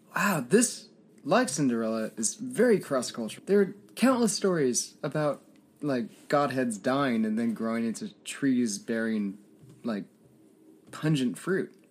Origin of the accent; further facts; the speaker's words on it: Ireland; as an Irish person